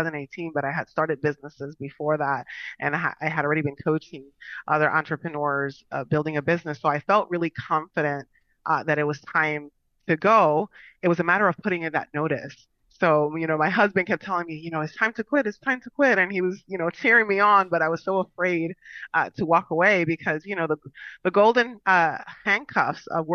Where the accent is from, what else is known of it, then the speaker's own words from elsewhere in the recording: Long Island, New York, United States; moved away as an adult; now in Florida, United States; I am originally from New York. Went to school in New York as well. I'm a Long Island girl, so I spent the majority of my years out there